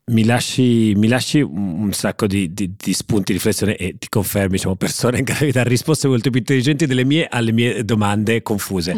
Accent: Genoa, Liguria, Italy; è dominato da due voci genovesi

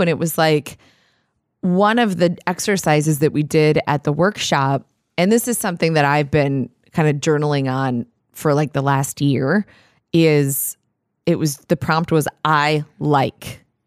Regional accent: Minnesota, United States; we're from Minnesota

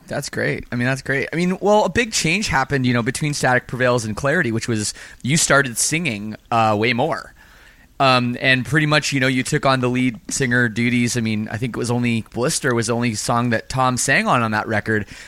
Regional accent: Canada; I'm from Canada too

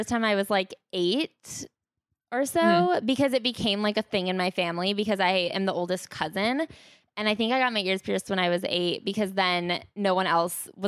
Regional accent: 30 minutes outside of Chicago, Illinois, United States; I grew up 30 minutes outside of Chicago

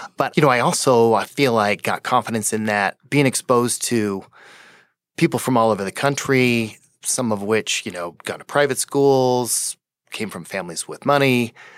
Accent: Fort Collins, Colorado, United States; I grew up in Fort Collins

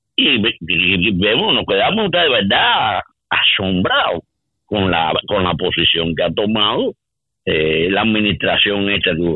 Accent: Cuba; now in United States; nosotros como cubanos

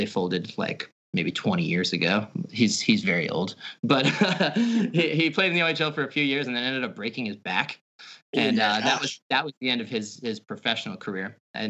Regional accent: New York, United States; because we're still from New York.

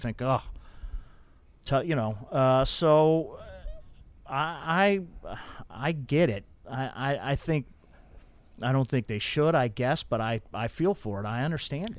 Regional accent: Denver, Colorado, United States; when I was a kid growing up in Denver

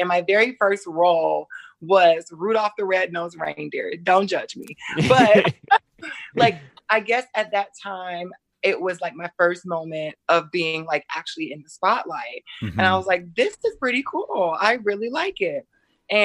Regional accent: Atlanta, Georgia, United States; accent: Georgia twang; also born or lived in Jacksonville, Florida; now in Los Angeles, United States; I'm originally from Atlanta, Georgia. Nice. You hear that Georgia, that little twang. And I used to live in Jacksonville, Florida.

